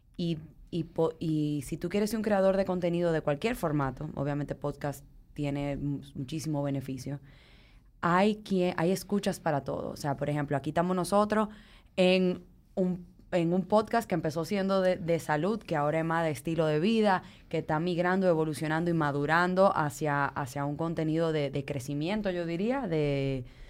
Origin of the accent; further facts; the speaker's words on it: Dominican Republic; nosotros tenemos la mala maña a veces como dominicanos